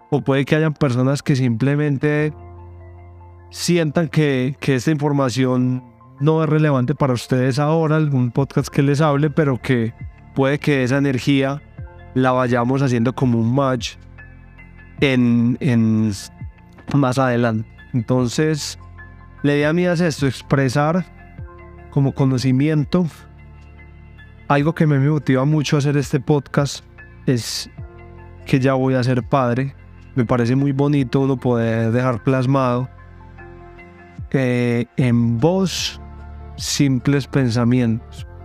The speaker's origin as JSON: {"language": "Spanish", "country": "Colombia", "said": "Yo soy colombiano, tengo 33 años"}